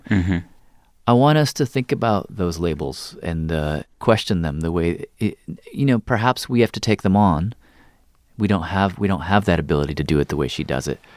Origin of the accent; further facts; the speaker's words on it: the South, United States; since I, since growing up in the South mm. about who I am in relation to that place